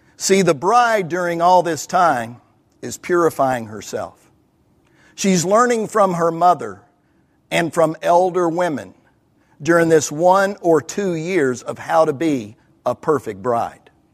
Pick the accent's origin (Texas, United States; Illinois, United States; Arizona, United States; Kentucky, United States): Kentucky, United States; I'm from Kentucky